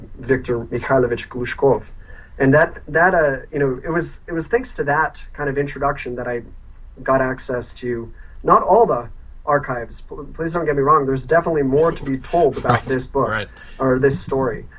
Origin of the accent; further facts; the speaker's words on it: United States; as an American or an outsider